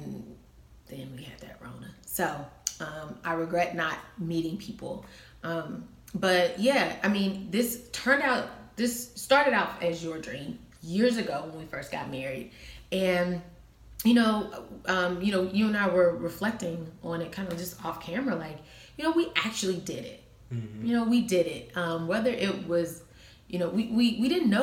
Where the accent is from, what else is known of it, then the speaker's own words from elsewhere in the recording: Cincinnati, Ohio, United States; moved away as an adult; now in Las Vegas, United States; I'm not in my hometown anymore